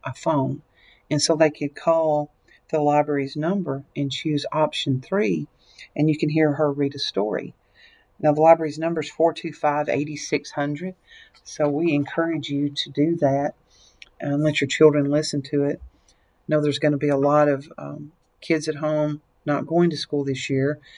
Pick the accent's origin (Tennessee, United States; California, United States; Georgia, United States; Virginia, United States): Tennessee, United States; Lexington; I was born and raised in Lexington, Tennessee, which is not far from here